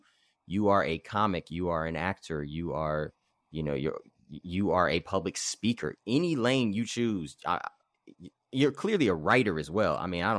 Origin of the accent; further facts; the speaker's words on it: Los Angeles, California, United States; now in Santa Barbara, United States; I was being from Los Angeles, being from Black River Hills area, and then moving to Santa Barbara.